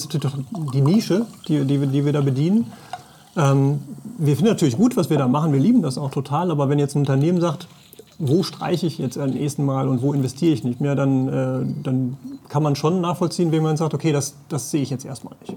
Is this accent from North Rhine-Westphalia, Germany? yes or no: yes; Sauerland, North Rhine-Westphalia, Germany; also born or lived in Paderborn; ich komme auch hier weg